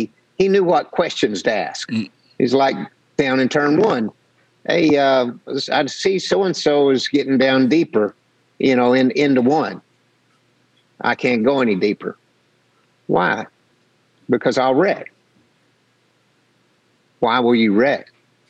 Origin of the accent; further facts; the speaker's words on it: Arkansas, United States; growing up in Arkansas on the dirt roads, country roads